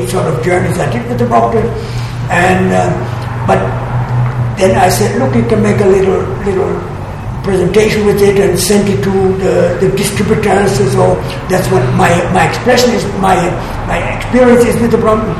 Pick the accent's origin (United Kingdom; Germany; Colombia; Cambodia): Germany; small town near Hanover, Lower Saxony; moved away as an adult; It's in Germany, in a small town where I was born. It's near Hanover